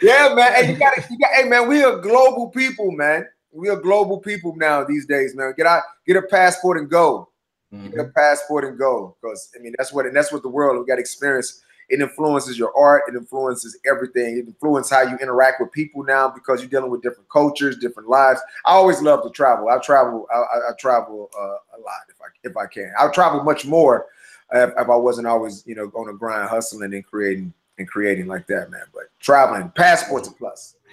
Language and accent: English; St. Louis, Missouri, United States; now in Los Angeles, United States; St. Louis is a very my hometown